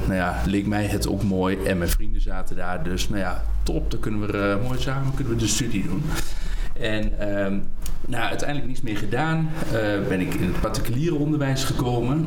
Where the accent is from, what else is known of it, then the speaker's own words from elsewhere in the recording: Hengelo, Overijssel, Netherlands; ik woon in Hengelo geboren en getogen in Hengelo